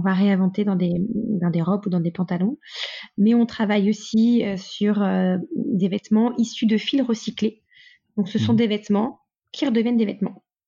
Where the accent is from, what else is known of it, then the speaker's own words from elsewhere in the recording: Lille, Hauts-de-France, France; also born or lived in Mexico; Je suis lilloise, nordiste d'origine.